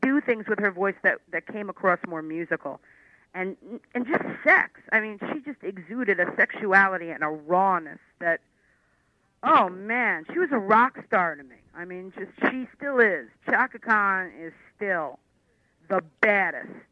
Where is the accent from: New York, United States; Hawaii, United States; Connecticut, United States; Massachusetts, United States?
New York, United States; New York City; When you're from Queens and Brooklyn, you, you pronounce things wrong